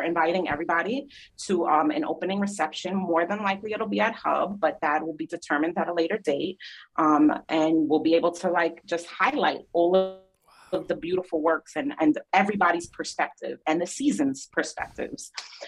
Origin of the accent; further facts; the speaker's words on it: Miami, Florida, United States; born there; And I was born in Miami. So like I need sunshine.